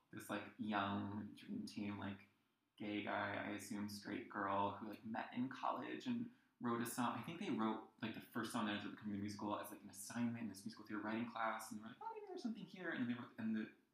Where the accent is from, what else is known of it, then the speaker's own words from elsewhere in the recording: New Jersey, United States; I grew up in the middle of New Jersey, which I always say I hope is not apparent from my accent.